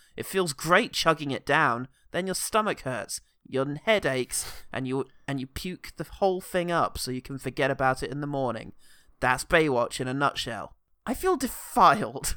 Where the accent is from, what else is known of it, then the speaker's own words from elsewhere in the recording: London, United Kingdom; being a Londoner